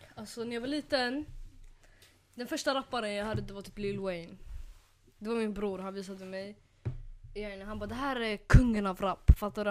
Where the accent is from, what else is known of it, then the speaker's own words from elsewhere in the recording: Nyköping, Södermanland, Sweden; jag kom från Nyköping.